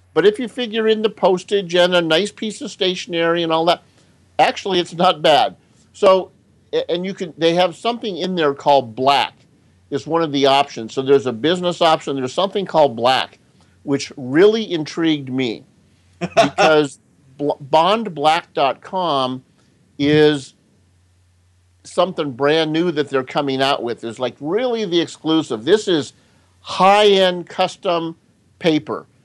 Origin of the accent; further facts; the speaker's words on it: Denver, Colorado, United States; moved away; I grew up in Denver